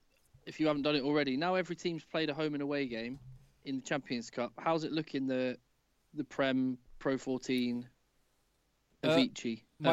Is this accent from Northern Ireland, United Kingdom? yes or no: yes; Ulster, Northern Ireland, United Kingdom; as an Ulsterman